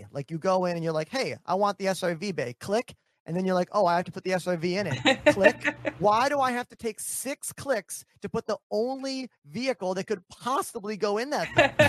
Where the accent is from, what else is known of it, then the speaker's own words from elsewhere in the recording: Midwest, United States; Because I'm from the Midwest. It's really snowy there.